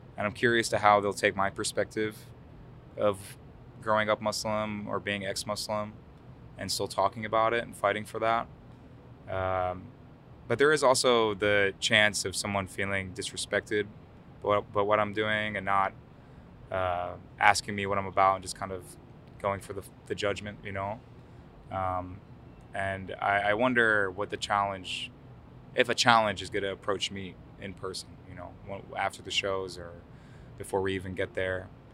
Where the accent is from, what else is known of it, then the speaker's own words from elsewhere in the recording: Yonkers, New York, United States; first language Arabic; English is a second language; also born or lived in Lebanon / Brooklyn, New York; I'm from New York, originally Yonkers, New York.